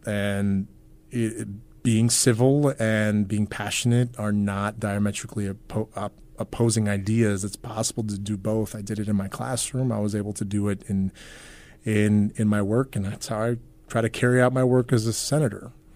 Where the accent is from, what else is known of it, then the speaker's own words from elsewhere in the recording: New York, United States; moved away as an adult; also born or lived in Queens, New York / Long Island / Brooklyn; now in Nebraska, United States; I was born in Queens, raised all over New York, Long Island, upstate New York